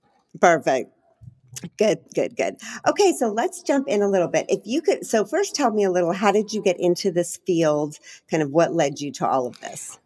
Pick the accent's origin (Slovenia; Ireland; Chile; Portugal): Chile; I'm from Chile